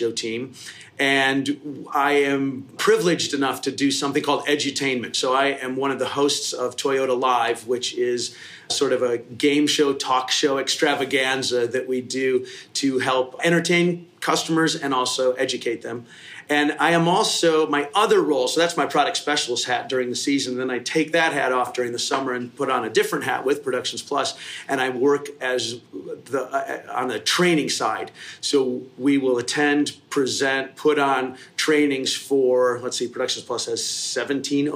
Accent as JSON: {"language": "English", "town": "Kalamazoo", "region": "Michigan", "country": "United States", "tie": "born or raised there", "also_born_or_lived": "Detroit", "said": "I was born and raised in Michigan, Kalamazoo, West Side."}